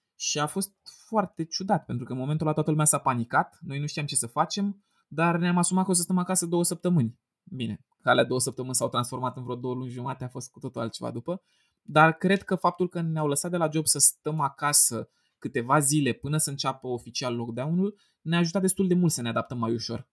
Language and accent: Romanian; a small locality near Bucharest, Ilfov, Romania; eu vin dintr-o localitate mică de lângă București